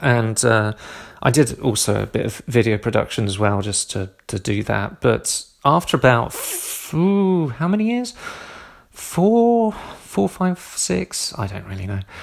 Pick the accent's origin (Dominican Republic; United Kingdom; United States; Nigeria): United Kingdom; Southampton, South East England; moved away; moved down to Southampton, um, my hometown